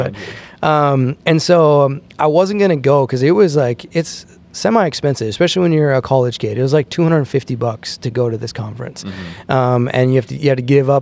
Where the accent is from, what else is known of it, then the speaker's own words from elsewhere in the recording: Hillsboro, North Dakota, United States; also born or lived in Fargo, North Dakota; I grew up in Hillsboro, North Dakota, with my mom.